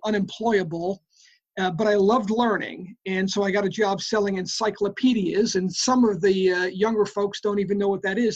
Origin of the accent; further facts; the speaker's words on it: New York City, New York, United States; I grew up in the Bronx, New York